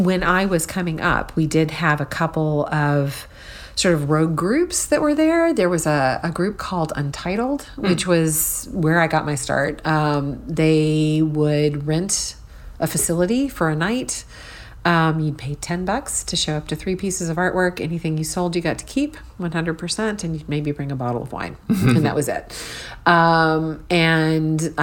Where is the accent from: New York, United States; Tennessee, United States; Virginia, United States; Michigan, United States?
Tennessee, United States; Nashville; also born or lived in Palo Alto, California; we moved back to Nashville for the rest of my childhood.